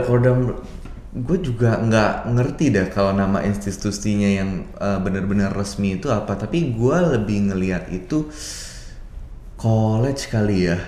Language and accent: Indonesian; Jakarta, Indonesia; moved away as an adult; also born or lived in Sydney; gua lahir dan besar di Jakarta